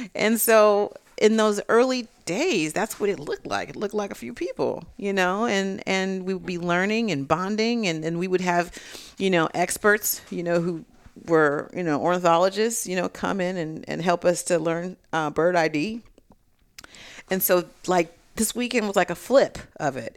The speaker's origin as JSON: {"language": "English", "region": "California", "country": "United States", "said": "I'm from California"}